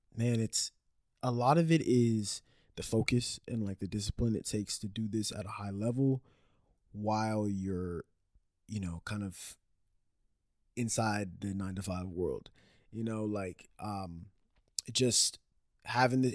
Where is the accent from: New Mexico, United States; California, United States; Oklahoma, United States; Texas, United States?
Texas, United States; Dallas; also born or lived in Orlando, Florida; now in Austin, United States; I was born in uh like the Dallas area and then I moved from there to Orlando, Florida. Lived there for like 7 years and then moved back to the Dallas area um, for like middle school, high school age